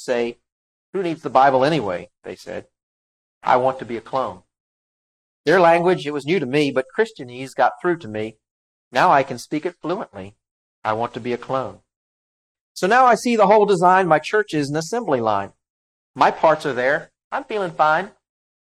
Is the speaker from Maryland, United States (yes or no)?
yes; Maryland, United States; I'm from Maryland